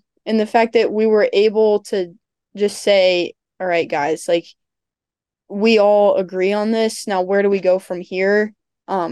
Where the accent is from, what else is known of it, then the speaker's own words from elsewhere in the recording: Ohio, United States; moved away as an adult; now in Virginia, United States; I'm from Ohio